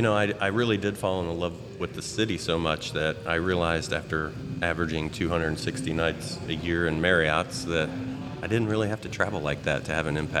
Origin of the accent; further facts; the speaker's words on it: Indiana, United States; born there; also born or lived in Orlando / Marietta / Toledo / Atlanta; I was born in Indiana and moved to Orlando, Marietta, Toledo, Ohio, back to Orlando, was in Atlanta when I met my wife